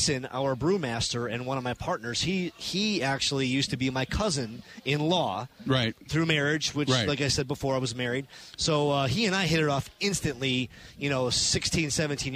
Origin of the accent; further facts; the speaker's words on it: Chicago, Illinois, United States; now in Milwaukee, United States; growing up in Chicago